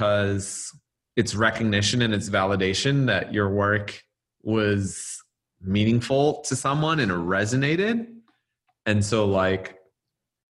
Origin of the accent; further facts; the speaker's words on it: Los Angeles, California, United States; I was from